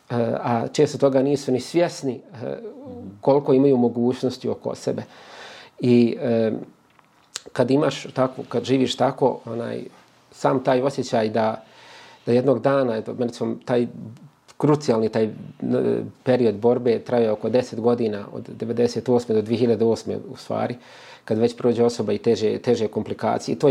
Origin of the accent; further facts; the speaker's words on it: Kozarska Dubica, Republika Srpska, Bosnia & Herzegovina; kad se spomene Bosanska Dubica, to odmah nekako vrati toliko, toliko uspomena kao mjesto gdje si rođen i proveo većinu života.